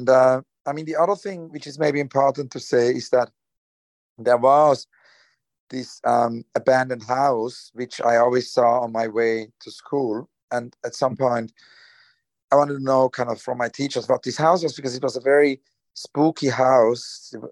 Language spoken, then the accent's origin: English; Switzerland; also born or lived in Zurich, Switzerland; I grew up in Switzerland. I was born in Zurich, but then my childhood was in Rheinfeld. It's kind of a small town in the eastern part of Switzerland.